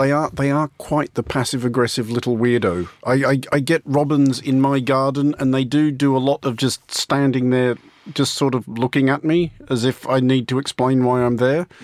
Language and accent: English; Australia; as an Australian